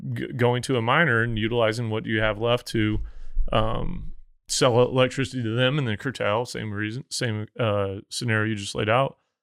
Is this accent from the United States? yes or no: yes; Missouri, United States; moved away; I'm from Missouri. Like, we did not have an oil and gas industry, really.